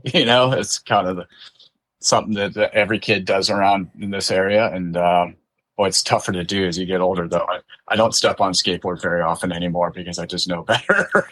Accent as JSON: {"language": "English", "region": "California", "country": "United States", "tie": "born or raised there", "also_born_or_lived": "Livonia, Michigan / San Juan Capistrano, California", "said": "I was raised in California and kind of a California kid through and through"}